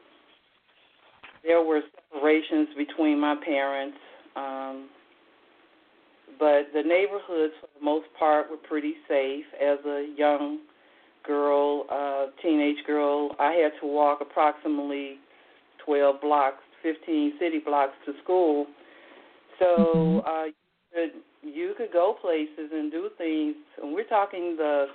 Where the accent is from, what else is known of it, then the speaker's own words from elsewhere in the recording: Gary, Indiana, United States; moved away as an adult; now in Atlanta, United States; I was born and raised in Gary, Indiana